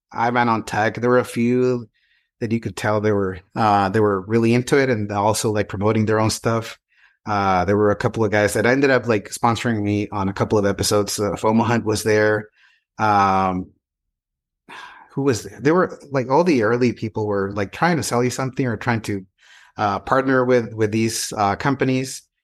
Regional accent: Mexico; English is a second language; also born or lived in San Francisco / Texas / Portugal; now in Southern California, United States; I'm an immigrant in this country. I came from Mexico many years ago.

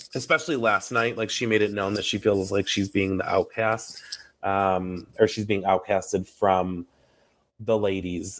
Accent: New York, United States; I'm from New York

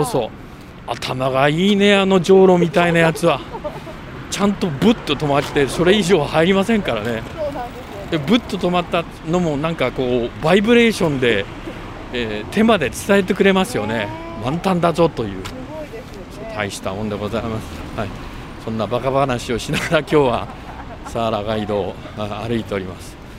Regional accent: Chikuho, Fukuoka, Japan; moved away; also born or lived in Sohara, Fukuoka; 私たちが生まれ育った筑豊地区

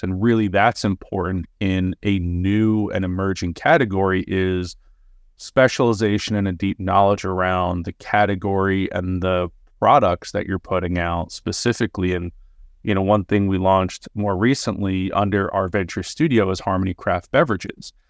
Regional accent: New York, United States; moved away as an adult; now in Los Angeles, United States; Sands Lane happens to be the, the cross street of where I grew up

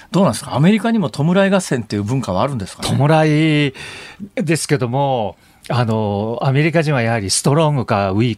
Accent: Shizuoka, Japan; のファンでした

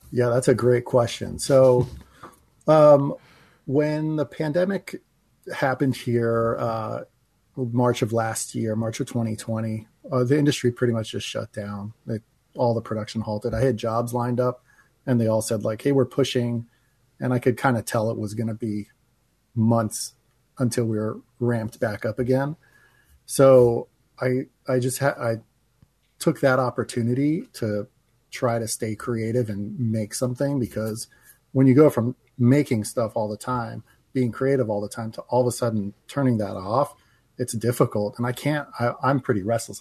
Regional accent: New Jersey, United States; moved away as an adult; now in Los Angeles, United States; when I was a teenager growing up in New Jersey

